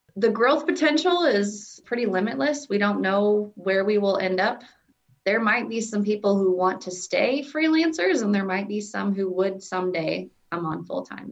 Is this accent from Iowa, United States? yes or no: yes; Southwest Iowa, United States; moved away as an adult; also born or lived in Omaha, Nebraska; now in Nebraska, United States; I was born in Omaha, Nebraska, and then we moved to Southwest Iowa and I went to college in Iowa and then came back to Nebraska for my job